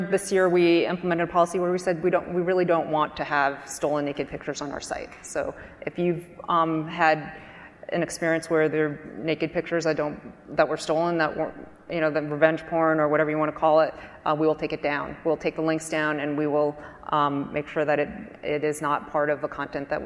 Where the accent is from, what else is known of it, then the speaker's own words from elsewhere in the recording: New Jersey, United States; I was raised in New Jersey in a small town